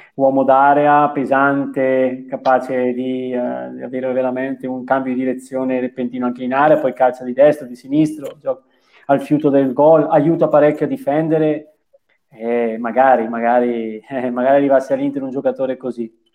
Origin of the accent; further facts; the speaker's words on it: Bergamo, Lombardy, Italy; sono di Bergamo